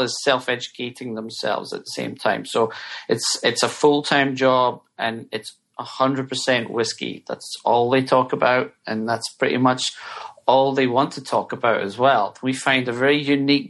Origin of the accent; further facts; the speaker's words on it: Scotland, United Kingdom; now in United States; I'm from Scotland